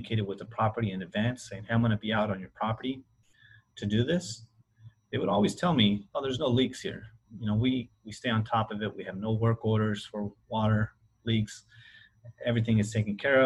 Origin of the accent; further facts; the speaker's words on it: Willcox, Arizona, United States; we grew up in Arizona, Wilcox, Arizona specifically